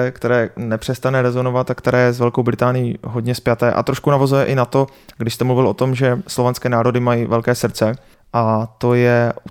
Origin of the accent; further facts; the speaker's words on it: Znojmo, South Moravian Region, Czechia; na to my jsme jako znojmáci moc pišní